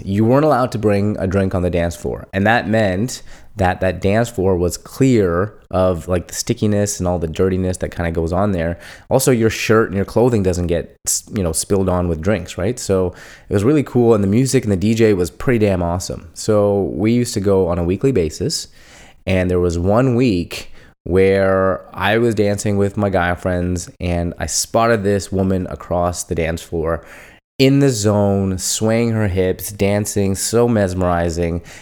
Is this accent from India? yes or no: yes; India; moved away; I'd tell them from India